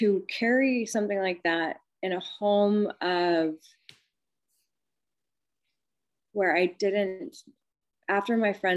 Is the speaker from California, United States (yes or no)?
yes; California, United States; I grew up in California, and that was Price Club, wasn't Costco